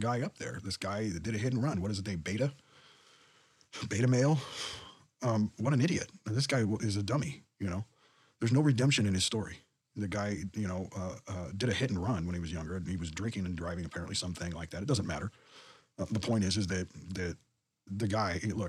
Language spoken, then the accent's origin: English; United States; born or raised there